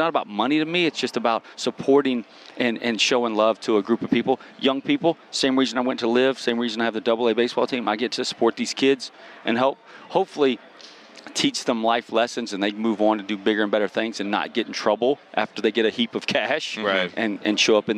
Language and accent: English; the South, United States; And I'm from the South